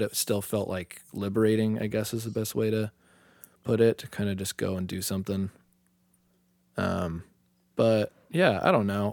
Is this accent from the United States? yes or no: yes; Tucson, Arizona, United States; also born or lived in Utah; I'm from Tucson